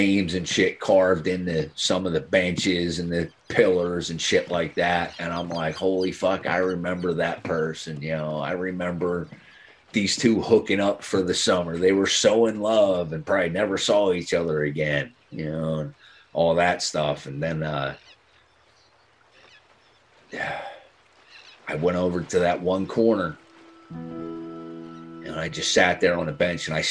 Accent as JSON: {"language": "English", "town": "Dennisville", "region": "New Jersey", "country": "United States", "tie": "born or raised there", "said": "I'm from here. I'm a local. I grew up in Dennisville."}